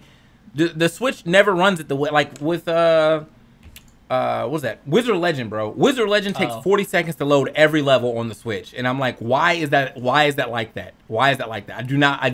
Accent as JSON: {"language": "English", "country": "United States", "said": "as an American"}